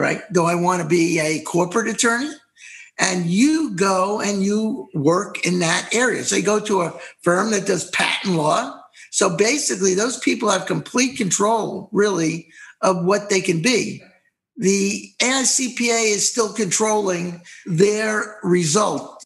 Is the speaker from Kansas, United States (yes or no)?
no; New York, United States; moved away; we're New Yorkers, New York. We're from New York originally